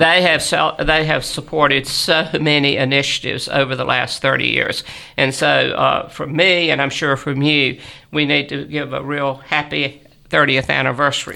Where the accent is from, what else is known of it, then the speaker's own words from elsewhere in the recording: Southern, United States; accent: Southern; my Southern accent